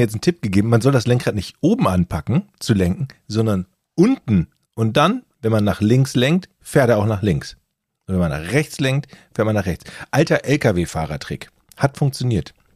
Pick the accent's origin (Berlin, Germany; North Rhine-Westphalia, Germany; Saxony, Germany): North Rhine-Westphalia, Germany; Düsseldorf; Ich komme ja aus Düsseldorf